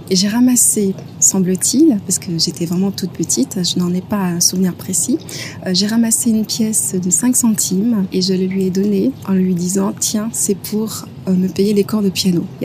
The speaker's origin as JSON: {"language": "French", "region": "Guadeloupe", "country": "France", "tie": "born or raised there", "also_born_or_lived": "Paris", "said": "Je suis née à Paris et euh, très vite, euh, je me suis installée en, Guadeloupe et euh, j'ai passé effectivement mon enfance, mon enfance là-bas."}